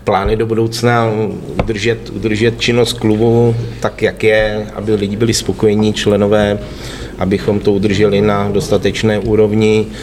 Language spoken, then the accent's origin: Czech; Liberec, Liberec Region, Czechia; u nás v Liberci